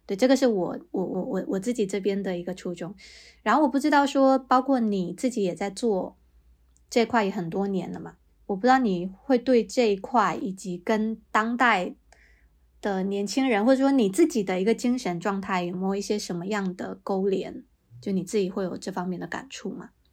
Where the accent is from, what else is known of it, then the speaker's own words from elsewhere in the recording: Fujian, China; 我也是闽南人